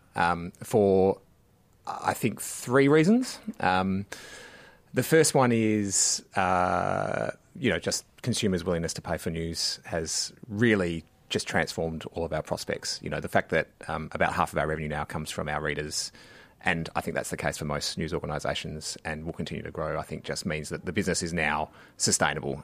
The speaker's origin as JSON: {"language": "English", "region": "Western Australia", "country": "Australia", "moved": "yes", "said": "W A, uh, my home state"}